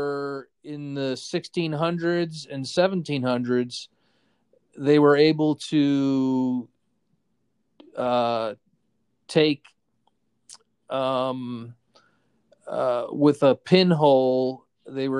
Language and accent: English; Cicero, Illinois, United States; moved away; also born or lived in Tallahassee, Florida; I grew up in Cicero, Illinois, which was a shithole